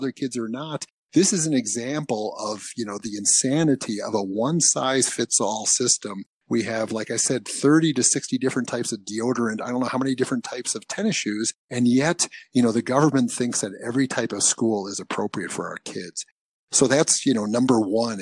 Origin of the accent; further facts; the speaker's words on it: Michigan, United States; also born or lived in Maine; I was born in Michigan. I went to school up in Maine, for undergraduate. And then I came back to Michigan for graduate school